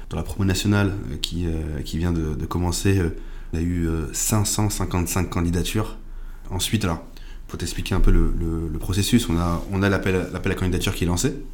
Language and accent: French; Rouen, Normandy, France; j'ai 29 ans. Je suis né à Rouen, j'ai grandi à Rouen, dans le quartier des, des Vieux Sapins, sur les Hauts de Rouen.